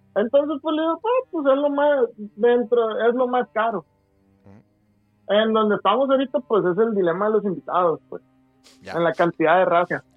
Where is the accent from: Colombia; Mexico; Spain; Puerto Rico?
Mexico; Guasave, Sinaloa; moved away as an adult; now in Culiacán, Mexico; Yo soy de, de Guasave, yo estoy aquí y me vine a trabajar acá